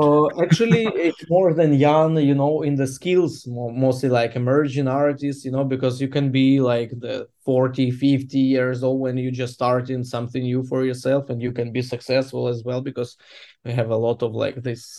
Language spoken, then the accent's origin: English; Mykolaiv, Mykolaiv Oblast, Ukraine; English is a second language; Mykolaiv is my hometown